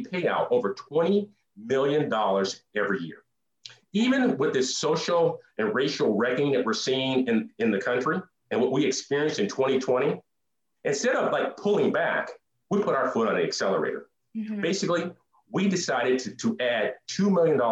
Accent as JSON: {"language": "English", "town": "Duluth", "region": "Minnesota", "country": "United States", "tie": "born or raised there", "said": "growing up in Duluth"}